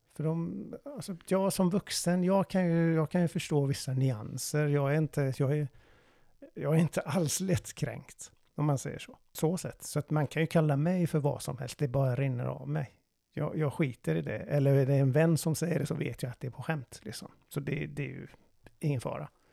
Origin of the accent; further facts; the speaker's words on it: Iran; Swedish is a second language; now in Sweden; jag är iranier